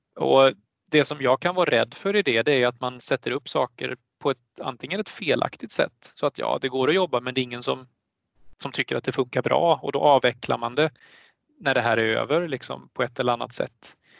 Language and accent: Swedish; Sweden; som svensk